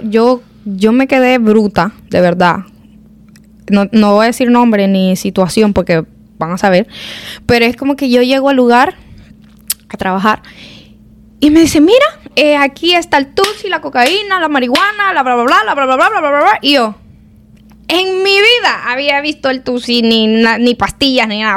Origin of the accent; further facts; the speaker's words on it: El Salvador; now in United States; vengo del Salvador y vengo aquí